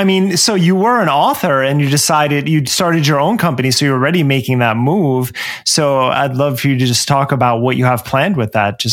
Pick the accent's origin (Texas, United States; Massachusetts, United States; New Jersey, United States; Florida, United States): New Jersey, United States; Trenton; as a fellow Jersey native